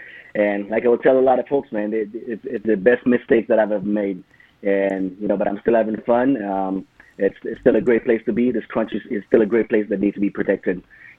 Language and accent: English; Jamaica; moved away; I was born and raised in Jamaica, man, on what used to be a slave plantation. It was a coffee plantation, so it's a direct descendants of slave and slave masters, man.